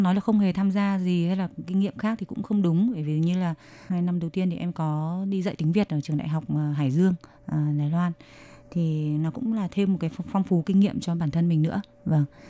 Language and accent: Vietnamese; Vietnam; first language Vietnamese; moved away as an adult; also born or lived in Nha Trang; now in China; bọn em sang đây mình là sinh viên nước ngoài rồi tiếng việt của mình là tiếng mẹ đẻ